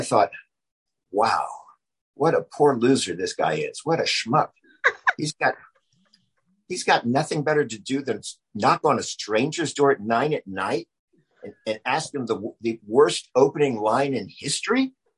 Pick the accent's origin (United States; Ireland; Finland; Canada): United States; Charleston, South Carolina; moved away as an adult; also born or lived in New York; now in Los Angeles, United States; I grew up in Charleston, South Carolina, which is a, just an amazing place to grow up